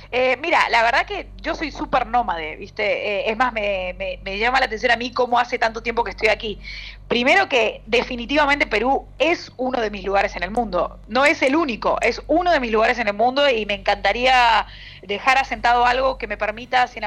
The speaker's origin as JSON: {"language": "Spanish", "country": "Argentina", "accent": "Argentine", "said": "Nosotros tenemos un acento muy marcado, muy fuerte."}